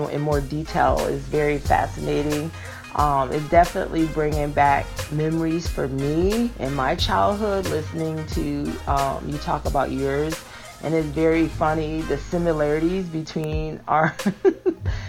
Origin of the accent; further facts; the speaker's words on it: Connecticut, United States; now in Georgia, United States; I'm from Connecticut. I'm living in Georgia now, but I was born and raised in Connecticut